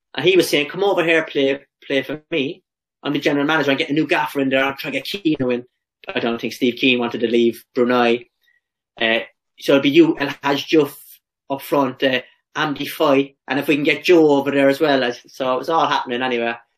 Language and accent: English; Ireland; also born or lived in England; now in Australia; as Irish players